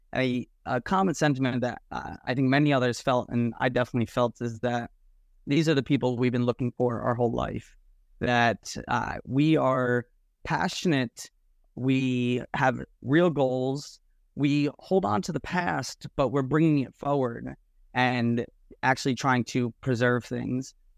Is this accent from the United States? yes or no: yes; Nutley, New Jersey, United States; from Nutley, New Jersey.